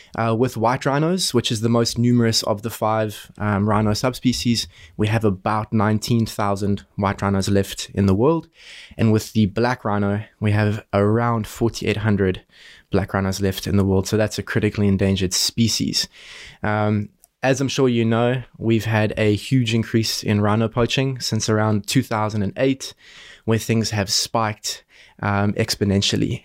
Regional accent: South Africa; moved away as an adult; also born or lived in Boston, United States; I'm from South Africa. As a kid, I grew up next to our iconic Kruger National Park.

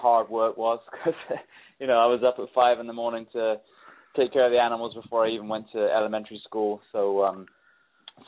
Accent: England, United Kingdom; moved away; I grew up in England

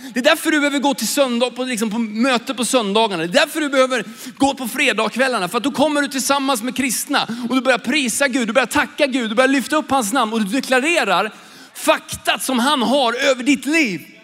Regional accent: Sweden; jag är ju svensk, jag växte upp i Sverige

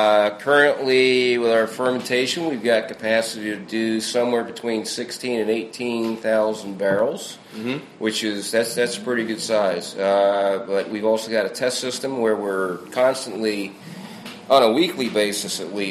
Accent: New Jersey, United States; I can talk like I'm from New Jersey if I need to, but I don't need to.

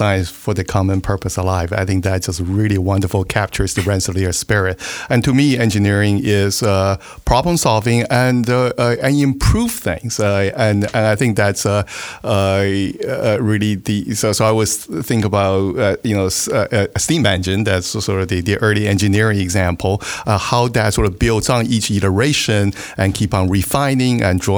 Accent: Taiwan; moved away; I grew up in Taiwan

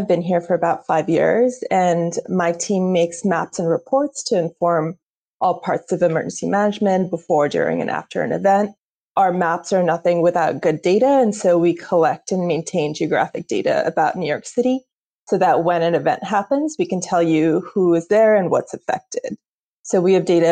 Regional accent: India; moved away; as an Indian and an immigrant

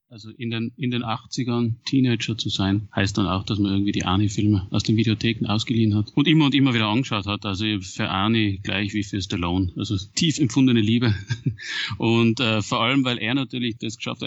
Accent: Austria; als Österreicher

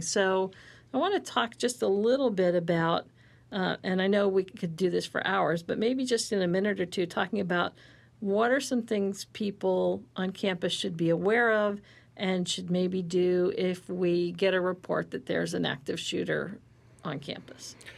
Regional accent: Ohio, United States; moved away; I grew up in Ohio

